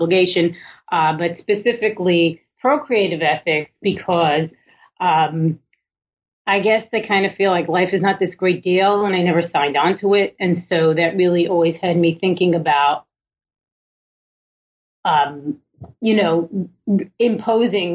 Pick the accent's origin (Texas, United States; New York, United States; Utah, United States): New York, United States; New York City; I was born in Williamsburg, Brooklyn, well before it was cool.